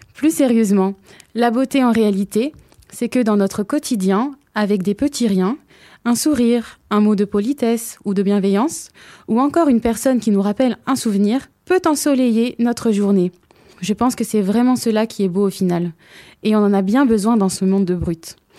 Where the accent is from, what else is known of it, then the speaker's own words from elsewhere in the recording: Hauts-de-Seine, Île-de-France, France; je suis originaire des Hauts-de-Seine